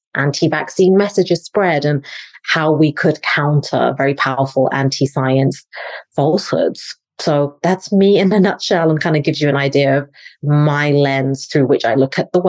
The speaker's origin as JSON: {"language": "English", "region": "England", "country": "United Kingdom", "moved": "as an adult", "lives_now": "United States", "said": "I'm from England, originally live in the States now"}